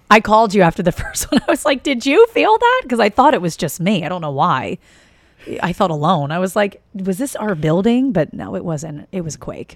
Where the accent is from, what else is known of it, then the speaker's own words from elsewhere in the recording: East Coast, United States; moved away; I'm from the East Coast. So getting to New York, we would go up and see shows.